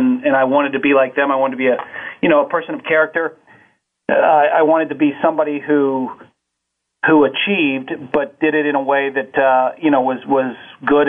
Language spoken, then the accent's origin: English; Cincinnati, Ohio, United States; I grew up on the west side of Cincinnati in Price Hill.